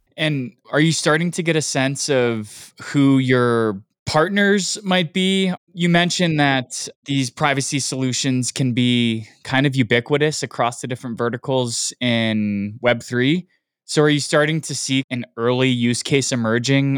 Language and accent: English; United States; I'm American